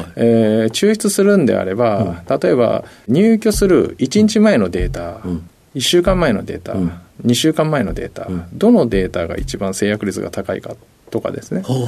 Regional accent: Kagoshima, Japan; moved away; 鹿児島県ですね

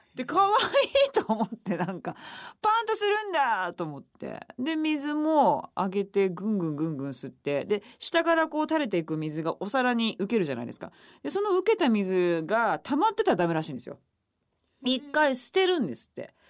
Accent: Okayama, Japan; moved away; 私の地元岡山

